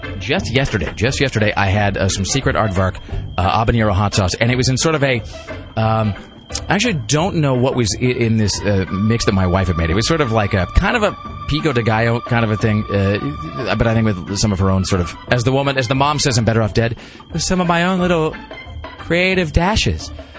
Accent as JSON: {"language": "English", "region": "Pacific Northwest", "country": "United States", "tie": "born or raised there", "said": "Like growing up in the Northwest, there was this band called …."}